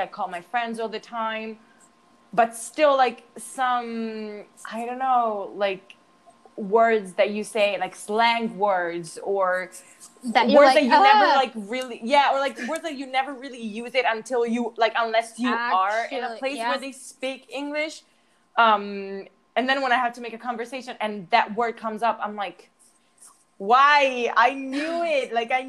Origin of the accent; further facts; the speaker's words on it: United States; accent: American; I'm a little scared of learning it because I'm also scared of losing my American accent